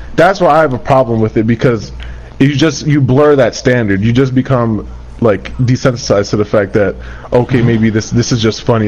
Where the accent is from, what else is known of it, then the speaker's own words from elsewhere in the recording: United States; also born or lived in Kurdistan, Iraq; I was raised in America